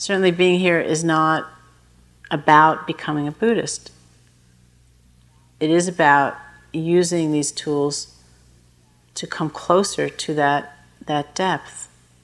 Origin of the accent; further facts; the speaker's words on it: New York, United States; when I was growing up in New York